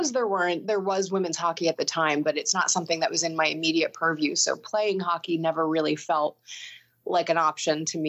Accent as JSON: {"language": "English", "town": "Sea Isle City", "region": "New Jersey", "country": "United States", "tie": "born or raised there", "said": "I grew up in Sea Isle City, New Jersey, which is basically as far south as you can go in the state, right on the water."}